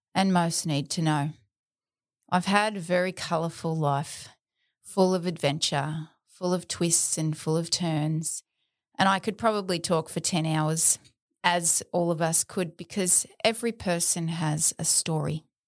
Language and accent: English; South Australia, Australia; also born or lived in Adelaide; I was born on May nineteenth, nineteen seventy-eight, in Adelaide, South Australia. I spent the first eight years of my life in Adelaide, and then as a young girl, my family moved to rural outback South Australia.